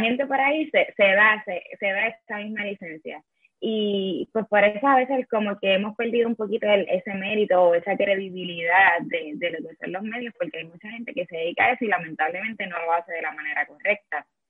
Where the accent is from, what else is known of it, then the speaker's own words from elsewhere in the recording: Yabucoa, Puerto Rico; also born or lived in Madrid, Spain; yo soy de Yabucoa, los azucareros de Yabucoa